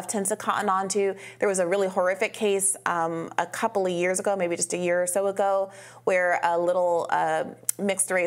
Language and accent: English; Kenya; moved away; I grew up in Kenya